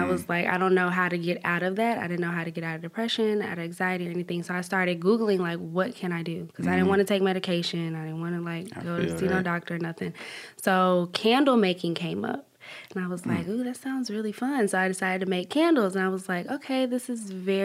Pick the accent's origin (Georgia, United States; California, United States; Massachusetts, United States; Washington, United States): Georgia, United States; Atlanta; I'm from East Atlanta, Zone 6